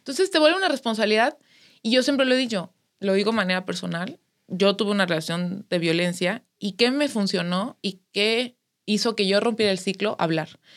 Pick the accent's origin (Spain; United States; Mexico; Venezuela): Mexico; todos somos mexicanas, todos somos mexicanos